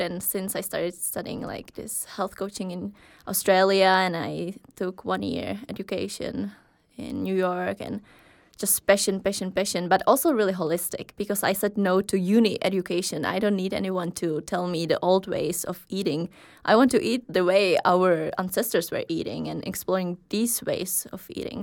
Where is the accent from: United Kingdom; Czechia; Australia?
Czechia; moved away as an adult; now in Aarhus, Denmark; I'm from Czech Republic. I have been living here in Aarhus for a while